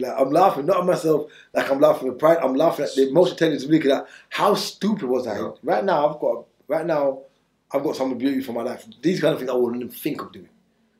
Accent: Jamaica; I've always walked on a knife when I was growing up in Jamaica, even over here.

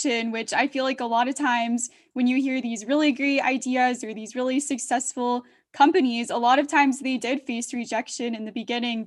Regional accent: Georgia, United States; I'm from Georgia and living in the South

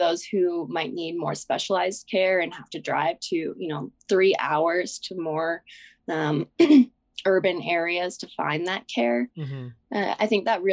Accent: Wyoming, United States; So I'm from Wyoming.

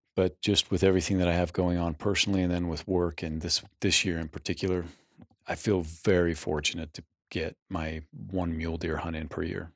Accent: Utah, United States; growing up in Utah in the eighties

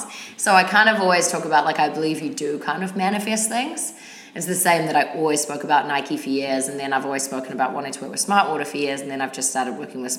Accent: New Zealand; now in New York, United States; I do, but I'm still very much like a Kiwi.

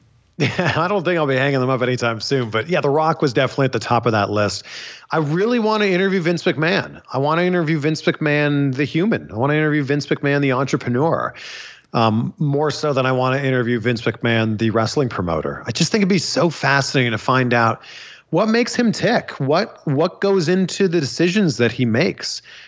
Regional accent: Canada; I'm Canadian

